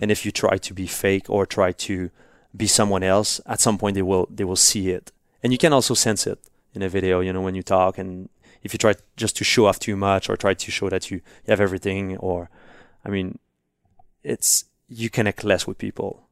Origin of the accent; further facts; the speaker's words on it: Montreal, Quebec, Canada; first language French; English is a second language; I was really bad in English first at school. We learned English, but I didn't really care because I was, like, in Montreal